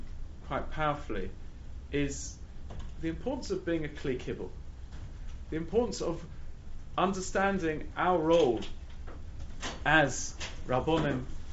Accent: London, United Kingdom; also born or lived in Israel / Gateshead; I grew up in London

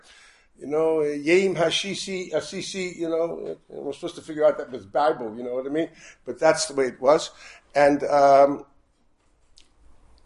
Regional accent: Chicago, Illinois, United States; We grew up in Chicago, not Brooklyn, don't worry about it, in the normal part

